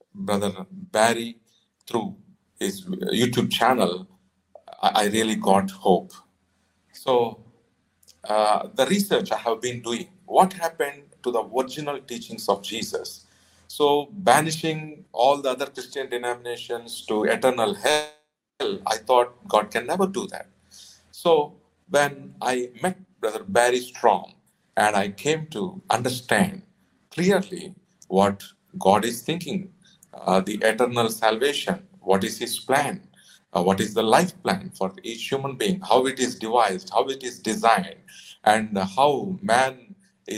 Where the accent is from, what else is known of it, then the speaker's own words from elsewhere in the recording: Nellore, Andhra Pradesh, India; from Nellore, India.